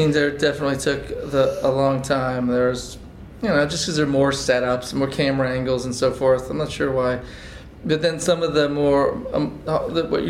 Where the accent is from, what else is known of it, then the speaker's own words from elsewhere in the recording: Massachusetts, United States; I grew up in Massachusetts